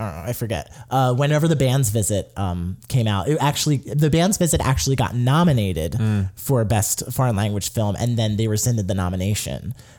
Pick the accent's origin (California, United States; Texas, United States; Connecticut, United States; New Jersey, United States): New Jersey, United States; I'm from New Jersey.